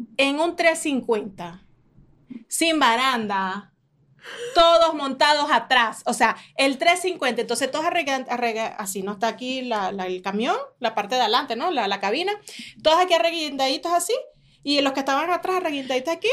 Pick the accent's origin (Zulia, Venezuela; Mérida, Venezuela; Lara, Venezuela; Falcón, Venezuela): Falcón, Venezuela; moved away; yo vengo de Venezuela, yo vengo de las playas de Falcón